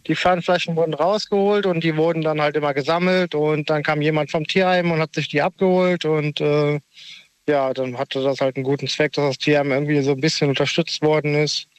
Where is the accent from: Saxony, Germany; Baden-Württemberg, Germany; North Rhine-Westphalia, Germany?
North Rhine-Westphalia, Germany; near Cologne; ich komme aus der Nähe von Köln.